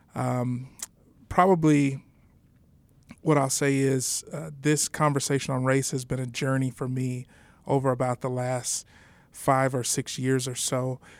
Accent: San Antonio, Texas, United States; moved away as an adult; now in Denver, United States; born and raised in San Antonio, Texas

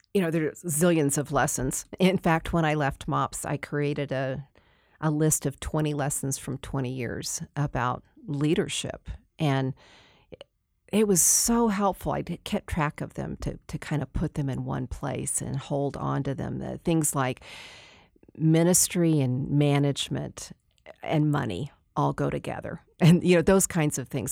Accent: Texas, United States; moved away; also born or lived in Denver; I'm the girl from Texas

